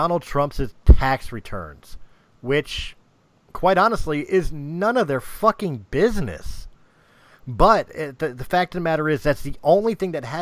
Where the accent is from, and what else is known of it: United States